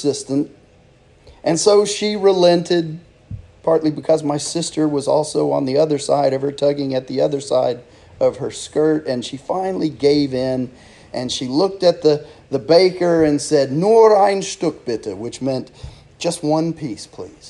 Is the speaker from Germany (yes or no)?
yes; Germany; moved away; When I was growing up in Germany, my mom would take us grocery shopping